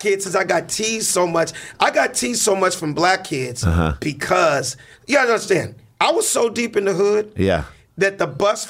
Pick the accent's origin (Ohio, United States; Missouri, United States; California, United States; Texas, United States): California, United States; Los Angeles; Growing up in South Central in the 80s